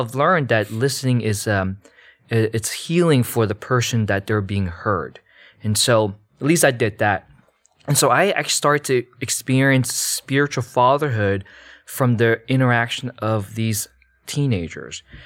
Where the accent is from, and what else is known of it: United States; born or raised there; also born or lived in Malaysia